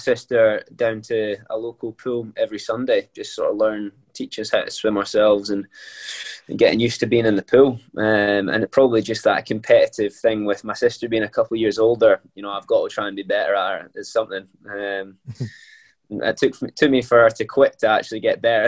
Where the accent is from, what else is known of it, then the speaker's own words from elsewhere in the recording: Scotland, United Kingdom; moved away; as a Scotsman